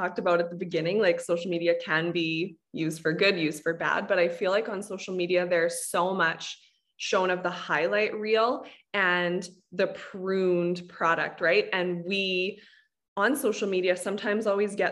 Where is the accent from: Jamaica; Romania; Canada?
Canada; I'm Canadian